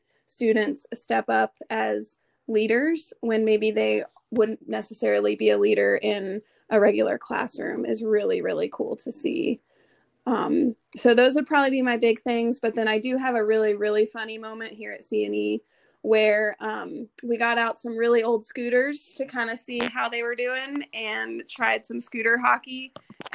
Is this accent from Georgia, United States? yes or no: yes; Atlanta, Georgia, United States; moved away as an adult; also born or lived in South Carolina / Nashville, Tennessee; now in Ohio, United States; I grew up in Atlanta, the suburbs of Atlanta, Georgia